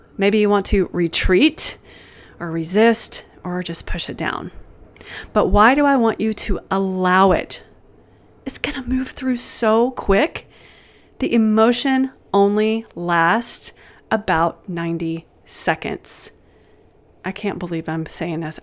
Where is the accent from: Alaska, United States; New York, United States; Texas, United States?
Texas, United States; I'm from Texas